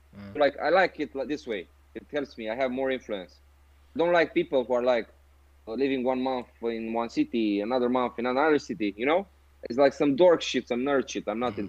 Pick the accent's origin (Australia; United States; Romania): Romania; now in Bucharest, Romania; I don't live in my hometown, I live in the capital city in Bucharest